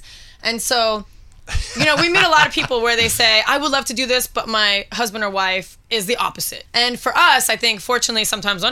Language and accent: English; New York City, New York, United States; moved away as an adult; also born or lived in Las Vegas; I'm from New York City originally. I moved to Las Vegas in 2000